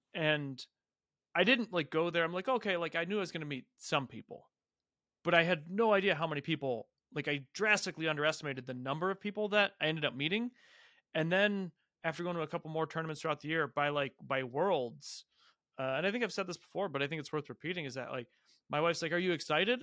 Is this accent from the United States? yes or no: yes; Ohio, United States; moved away; also born or lived in Austin, Texas / Columbus, Ohio; I'm originally from Ohio